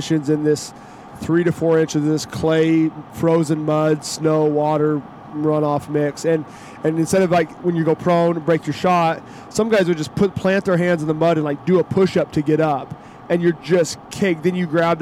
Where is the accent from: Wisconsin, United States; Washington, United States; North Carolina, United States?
Washington, United States; Western Oregon, Western; I grew up in Western Washington, Western Oregon, where it rains, and it's pretty wet.